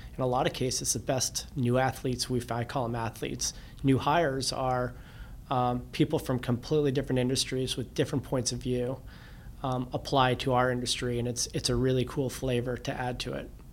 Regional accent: Cape Elizabeth, Maine, United States; the cove we grew up in Cape Elizabeth

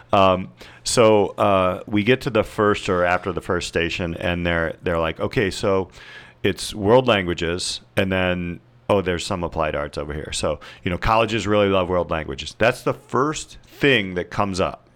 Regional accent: Indiana, United States; I'm from Indiana

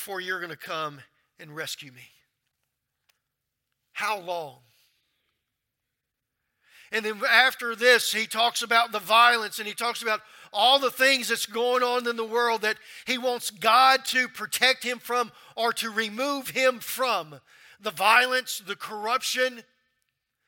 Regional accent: Louisiana, United States; moved away as an adult; also born or lived in Baker, Louisiana / North Carolina; I'm from Louisiana

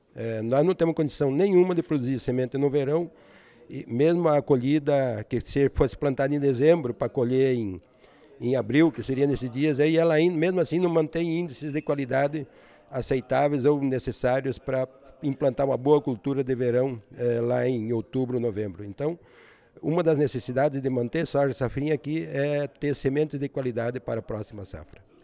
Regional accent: Missal, Paraná, Brazil; moved away as an adult; now in Paraguay; Sou nascido na cidade de Missal, no Paraná, uma cidade pequena, né? colonizada por alemães, próximo daqui, 75 quilômetros de Foz do Iguaçu

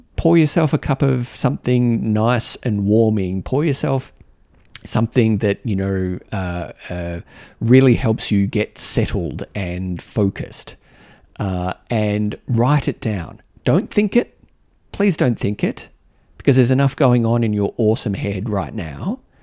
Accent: Canberra, Australian Capital Territory, Australia; my home, my home city, um, where I knew how things worked.

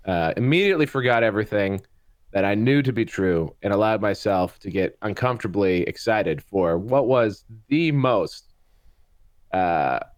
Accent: Canada; I'm from Canada.

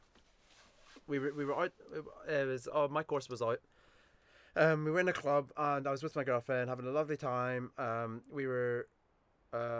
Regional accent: Belfast, Northern Ireland, United Kingdom; now in Bristol, United Kingdom; growing up in East Belfast

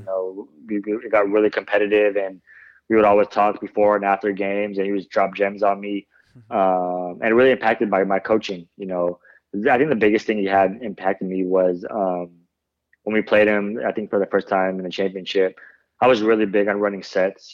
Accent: Bay Area, California, United States; I grew up in the Bay Area, so I was always a, a Warriors fan.

